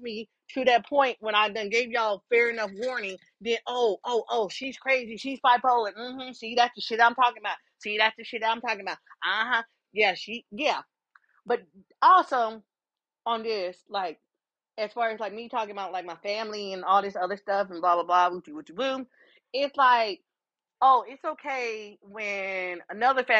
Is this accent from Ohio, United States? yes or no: yes; Columbus, Ohio, United States; moved away; also just being from Columbus, Ohio